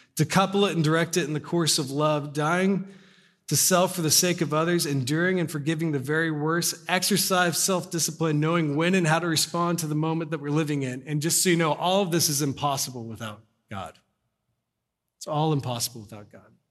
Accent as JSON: {"language": "English", "town": "Corpus Christi", "region": "Texas", "country": "United States", "tie": "born or raised there", "moved": "yes", "said": "when I lived in Corpus, 'cause I was born in Corpus Christi, so I was like ten or eleven"}